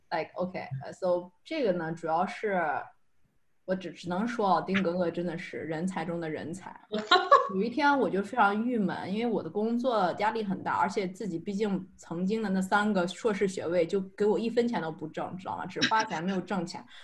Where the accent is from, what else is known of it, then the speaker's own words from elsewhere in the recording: China; moved away as an adult; also born or lived in United Kingdom / France; now in Montreal, Canada; 我是呢，正儿八经土生土长的中国人，大学的时候也在中国学读的